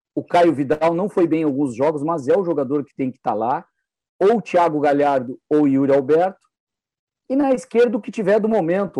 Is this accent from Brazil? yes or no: yes; Rio Grande do Sul, Brazil